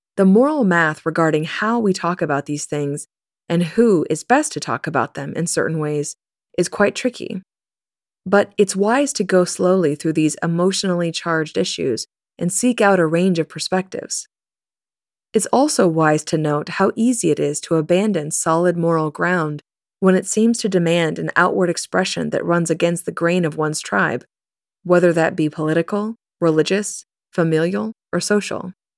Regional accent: Kansas, United States; I grew up in the Westboro Baptist Church in Kansas.

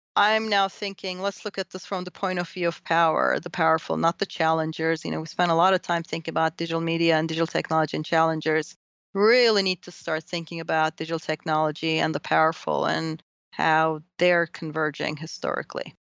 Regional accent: Turkey; moved away; I grew up in Turkey

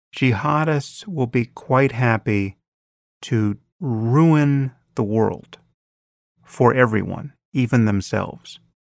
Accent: United States

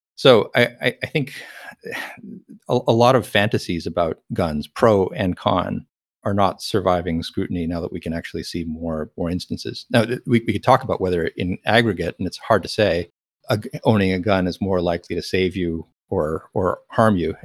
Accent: Texas, United States; moved away; also born or lived in California; I'm a Texan.

